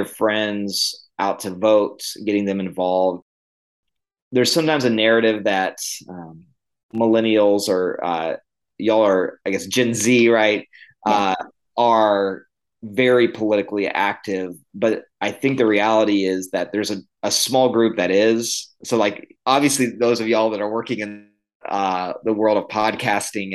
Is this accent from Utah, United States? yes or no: no; Illinois, United States; moved away; also born or lived in the South (US) / Costa Rica / Greenville, South Carolina; I was born in the South. I grew up in the Midwest in Illinois, and then I came back to the South.